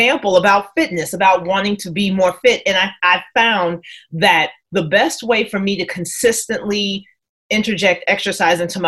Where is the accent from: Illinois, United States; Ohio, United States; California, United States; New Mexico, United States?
Illinois, United States; Chicago; moved away; I'm originally from Chicago